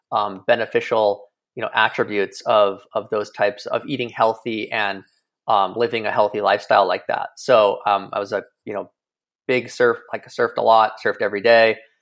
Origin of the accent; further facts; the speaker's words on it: Kilauea, Hawaii, United States; moved away as an adult; I grew up in Hawaii, um, you know, eighteen years on the north shore of Kauai in Kilauea.